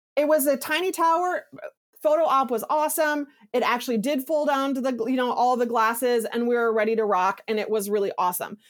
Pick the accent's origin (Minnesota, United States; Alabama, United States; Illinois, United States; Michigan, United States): Minnesota, United States; Minneapolis; I'm nobody from Minneapolis, Minnesota